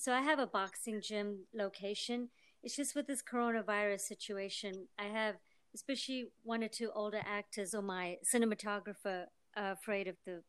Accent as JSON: {"language": "English", "country": "India", "said": "I'm Indian and I'm very spicy and like feisty."}